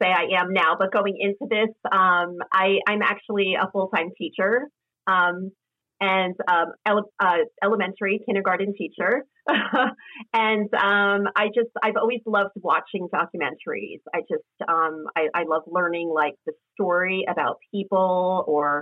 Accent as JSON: {"language": "English", "region": "East Coast", "country": "United States", "tie": "born or raised there", "said": "I grew up in a city. I grew up on the East Coast"}